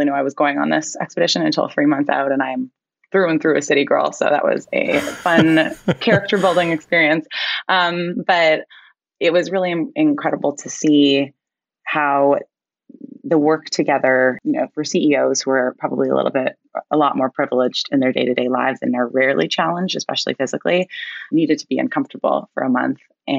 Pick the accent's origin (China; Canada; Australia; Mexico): Canada; I am Canadian, if it's not already abundantly clear.